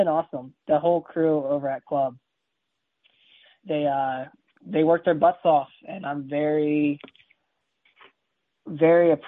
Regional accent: Delaware, United States; I grew up in Delaware. That's where I'm from.

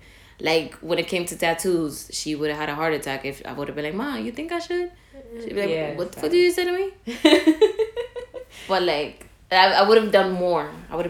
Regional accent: New York City, New York, United States; I was born in the Bronx, raised in the Bronx, went to elementary, middle school, and high school in the Bronx.

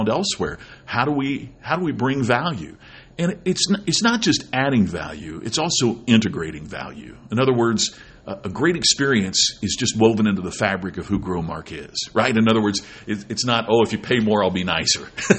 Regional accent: Crothersville, Indiana, United States; I grew up in Crothersville, Indiana

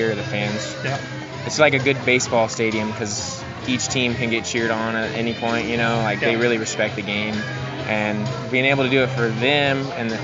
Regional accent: Tucson, Arizona, United States; moved away; I'm from Tucson, Arizona

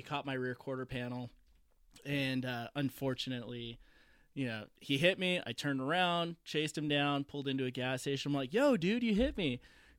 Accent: Southern California, United States; moved away as an adult; also born or lived in Las Vegas; I actually I grew up in Southern California.

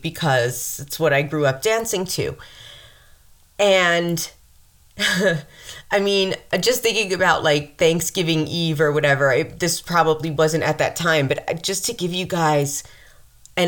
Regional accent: Mount Vernon, New York, United States; there's Lower Westchester where I'm from in Mount Vernon

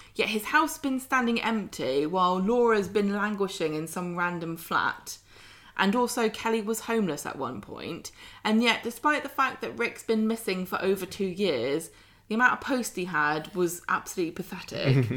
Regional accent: United Kingdom; accent: southern; my unfortunate southern accent

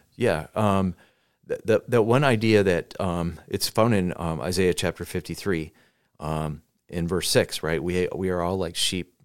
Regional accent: United States; we as American Christians

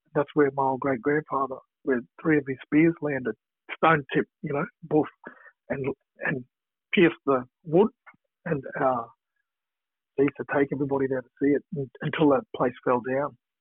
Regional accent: Brisbane, Queensland, Australia; now in Victoria, Australia; I grew up in Brisbane, one of the Brisbane Blacks

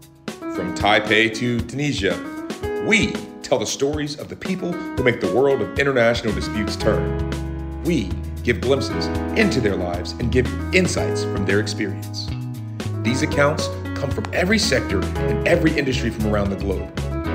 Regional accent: Columbia, South Carolina, United States; when you and I ran into each other in my hometown of Columbia, South Carolina

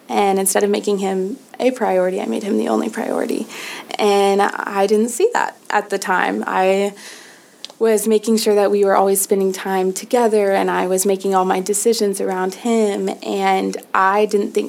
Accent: Nashville, Tennessee, United States; I'm from Nashville, Tennessee

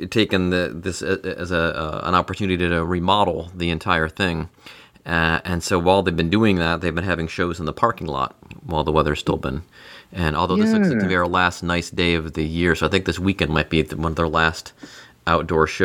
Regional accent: Cleveland, Ohio, United States; now in Cincinnati, United States; My wife is always saying because we're from Cleveland, where it you know it when it snowed in November, it good chance it was going to stay on the ground until March. And in Cincinnati, since the 25 years we've lived here, it really doesn't.

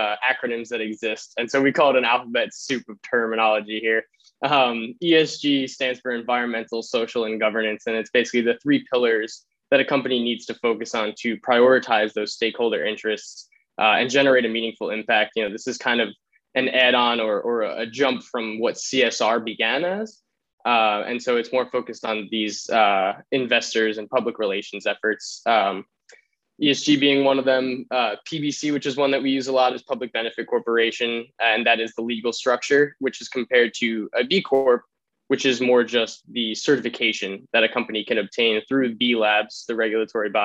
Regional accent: New York City, New York, United States; moved away as an adult; now in Vermont, United States; I'm originally from New York City.

